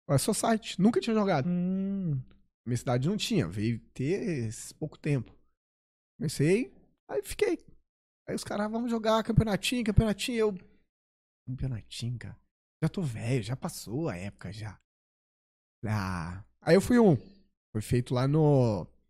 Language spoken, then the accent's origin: Portuguese; Mococa, São Paulo, Brazil; Eu sou é? natural de Mococa é, Mo... mais do interior, divisa com Minas